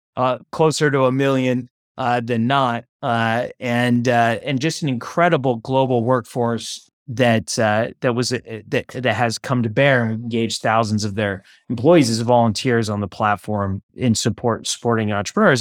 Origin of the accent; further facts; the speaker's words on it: Oakland, California, United States; I was born and raised in Oakland, California